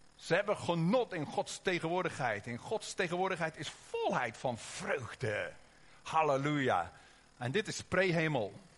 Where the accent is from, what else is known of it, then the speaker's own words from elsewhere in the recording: Oosterhout, North Brabant, Netherlands; accent: Brabants (Hollands-Brabants); Wij komen uit Oosterhout, dus af en toe komt er misschien een beetje Brabants doorheen.